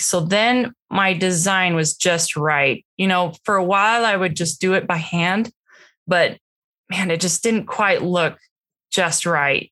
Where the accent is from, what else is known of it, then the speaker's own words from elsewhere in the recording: Washington, United States; moved away as an adult; now in Utah, United States; we grew up in Washington state.